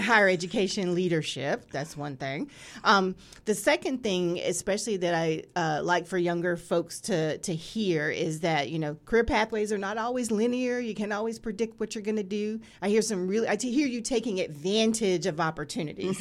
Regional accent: North Carolina, United States; I'm from North Carolina

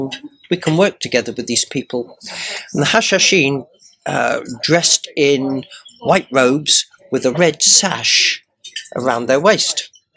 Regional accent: Guernsey; Well, I came from Guernsey and they speak with a completely different accent to me.

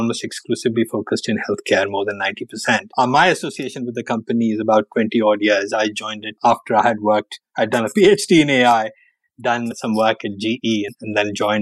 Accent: India; moved away as an adult; now in United States; I did grow up in India, spent my first 21 years or so there

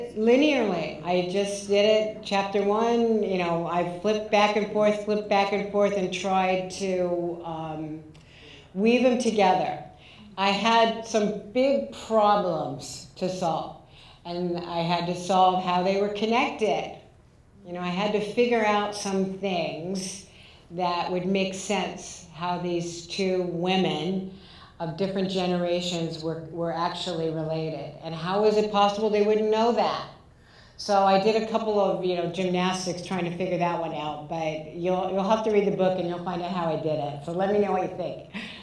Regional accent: Southern California, United States; moved away; also born or lived in New York City; I grew up in Southern California. I lived in New York City

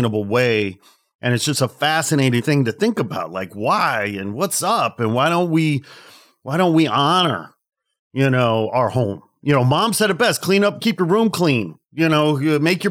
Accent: Midwest, United States; I'm from the Midwest

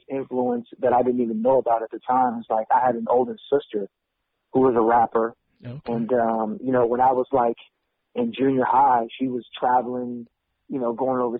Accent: Richmond, California, United States; Yeah, it's about you know it's close to Berkeley, Oakland, not too far from San Francisco, that area.

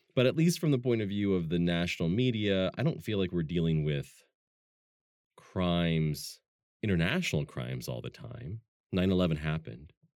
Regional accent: Pacific Northwest, United States; also born or lived in Germany; I'm from the Pacific Northwest

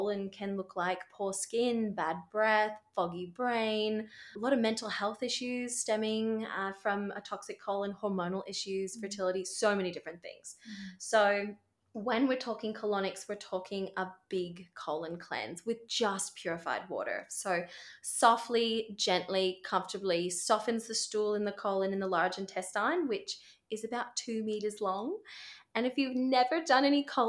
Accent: Seattle, Washington, United States; moved away as an adult; now in Brisbane, Australia; back in Seattle, my hometown, back in the United States

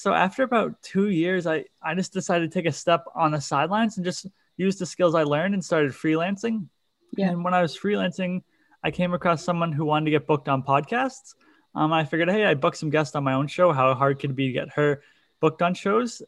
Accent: Cape Cod, Massachusetts, United States; I'm from Cape Cod, Massachusetts

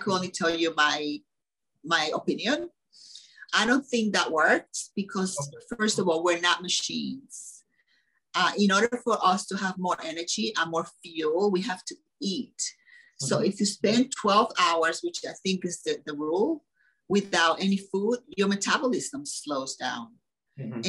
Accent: Dominican Republic; moved away; I come from the Dominican Republic, and there was no zero processed food when I was a kid

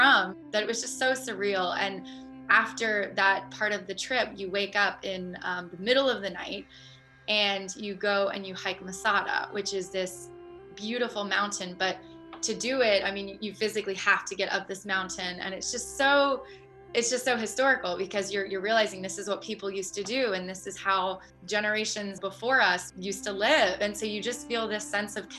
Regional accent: Columbus, Ohio, United States; moved away as an adult; also born or lived in Miami Beach / New York / Australia; growing up in the Midwest in Columbus, Ohio

